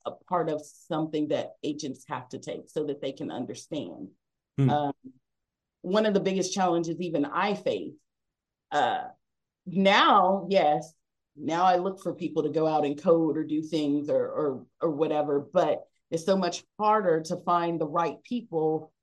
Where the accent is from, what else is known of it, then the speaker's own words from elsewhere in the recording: Texas, United States; I've just really been mostly Texas, and I'm a Texan